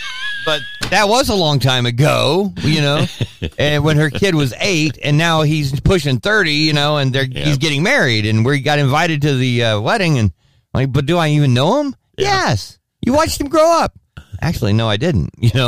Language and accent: English; United States; because I'm an American